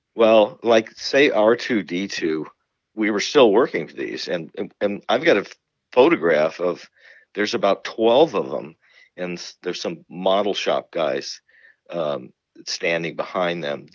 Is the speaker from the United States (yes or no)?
yes; Marin County, California, United States; also born or lived in San Francisco; I was born in San Francisco. I grew up in Marin County